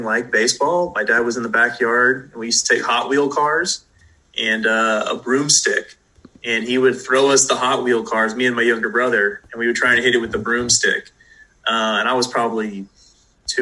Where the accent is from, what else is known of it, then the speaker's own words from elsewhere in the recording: Southern California, United States; growing up in Southern California